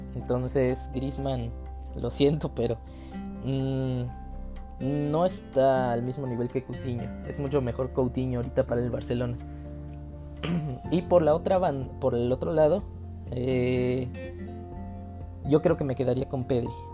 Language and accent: Spanish; Mexico; soy mexicano.